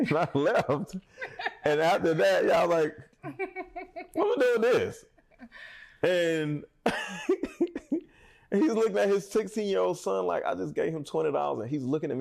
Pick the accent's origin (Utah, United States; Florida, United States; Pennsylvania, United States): Pennsylvania, United States; Philadelphia; moved away; I'm from Philly